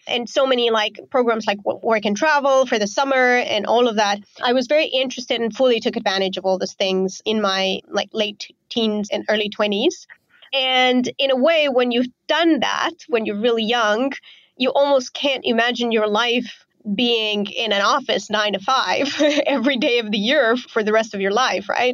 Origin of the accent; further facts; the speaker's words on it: Romania; moved away as an adult; also born or lived in Azerbaijan; now in Bali, Indonesia; I grew up in Romania